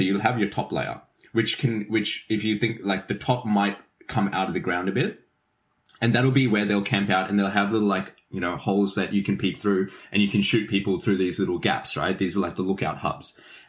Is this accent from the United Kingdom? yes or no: no; Keysborough, Victoria, Australia; Keysborough. Yeah, Vietnam.